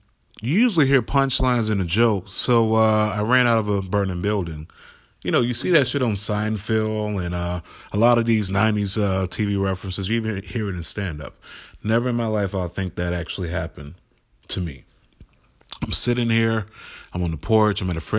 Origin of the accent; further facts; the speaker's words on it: Florida, United States; also born or lived in Nashville; now in Cleveland, United States; Now, myself, I was born and raised in South Florida, Palm Beach County. Stayed a little bit all over Florida, but born and raised there my whole life.